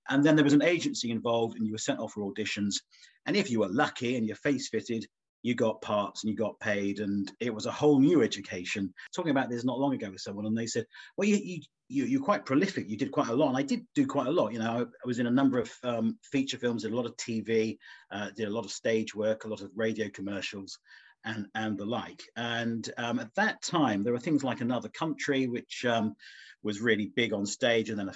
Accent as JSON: {"language": "English", "town": "Felixstowe", "region": "East of England", "country": "United Kingdom", "tie": "born or raised there", "also_born_or_lived": "Melton", "said": "I was born, I'm told, on the right side of the road in the Phyllis Memorial. And we left Melton 2 days later, and I grew up in Felixstowe"}